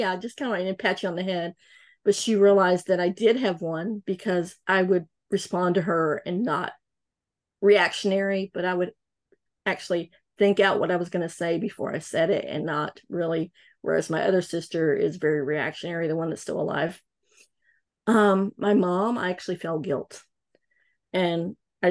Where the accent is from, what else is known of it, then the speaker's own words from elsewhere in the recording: North Carolina, United States; I'm from North Carolina